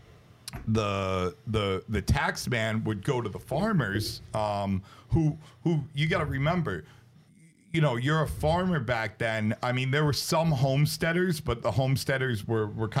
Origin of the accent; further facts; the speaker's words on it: United States; also born or lived in Brooklyn, New York / New Jersey; growing up in Brooklyn and New Jersey